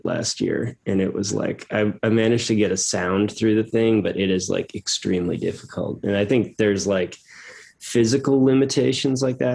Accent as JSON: {"language": "English", "town": "Boston", "region": "Massachusetts", "country": "United States", "tie": "born or raised there", "said": "I'm from Boston. And so we'd go to the Boston Symphony Orchestra, and have season's passes."}